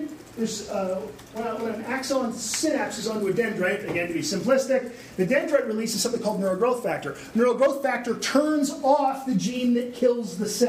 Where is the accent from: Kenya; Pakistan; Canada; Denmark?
Canada; Quebec; accent: Quebec; my Quebec accent